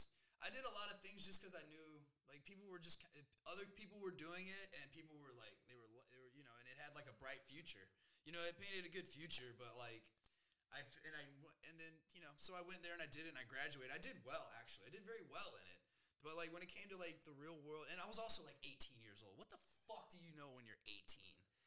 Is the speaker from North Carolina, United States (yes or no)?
no; South Carolina, United States; moved away as an adult; now in Denver, United States; I grew up in South Carolina